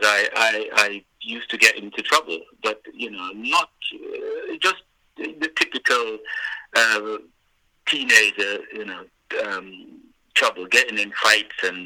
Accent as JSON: {"language": "English", "region": "Trelawny", "country": "Jamaica", "tie": "born or raised there", "said": "I was born and bred in Jamaica"}